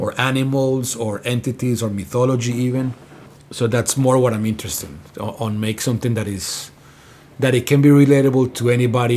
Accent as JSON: {"language": "English", "country": "Colombia", "moved": "yes", "lives_now": "Atlanta, United States", "said": "I am from Colombia"}